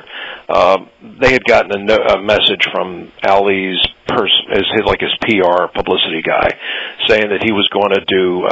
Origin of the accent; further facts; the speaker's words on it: Philadelphia, Pennsylvania, United States; I'm from Philadelphia